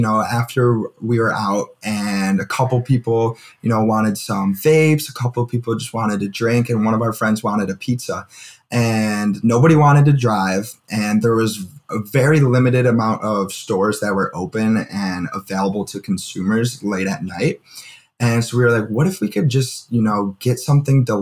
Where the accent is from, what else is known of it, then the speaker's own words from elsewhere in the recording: Buffalo, New York, United States; moved away; also born or lived in Kent, Ohio; I'm from Buffalo, New York